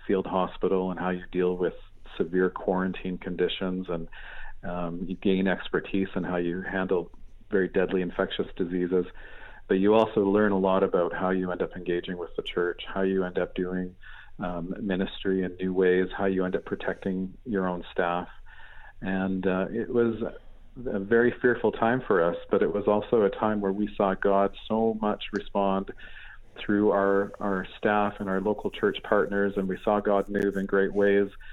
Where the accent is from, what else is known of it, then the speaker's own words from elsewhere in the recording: Canada; also born or lived in Asia; now in United Kingdom; I'm a Canadian. I'm a, a grew up in rural Canada in a beautiful setting in the in the shadow of the Rocky Mountains